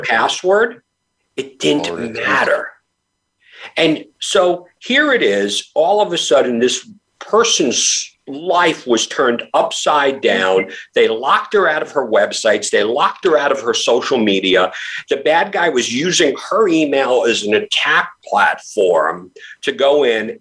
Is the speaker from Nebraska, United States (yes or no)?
no; New York, United States; when I was a kid growing up in New York, I graduated high school in 1985